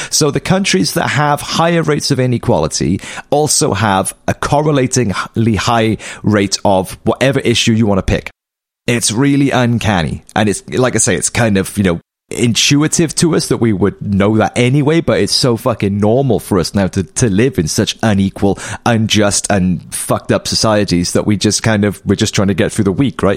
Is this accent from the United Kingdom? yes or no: yes; United Kingdom; as a British citizen